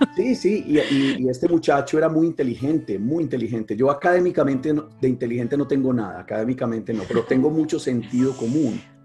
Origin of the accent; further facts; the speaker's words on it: Medellín, Antioquia, Colombia; soy de Colombia, de una ciudad que se llama Medellín